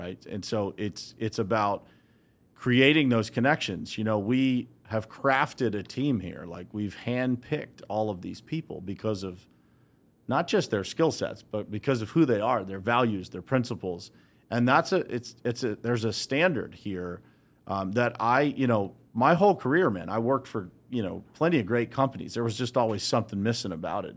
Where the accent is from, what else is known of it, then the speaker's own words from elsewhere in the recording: Uniontown, Pennsylvania, United States; I grew up right here in Western Pennsylvania, so I grew up in a small town called Uniontown, Pennsylvania